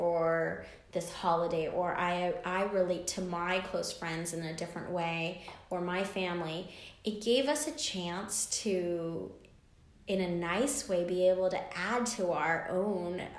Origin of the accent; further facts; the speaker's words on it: United States; I'm an American girl.